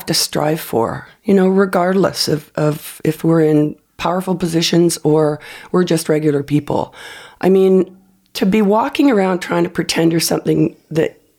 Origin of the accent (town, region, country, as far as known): Canada